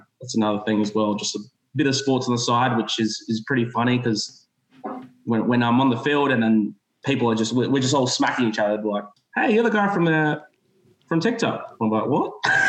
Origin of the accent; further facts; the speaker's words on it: Adelaide, South Australia, Australia; I'm from Adelaide.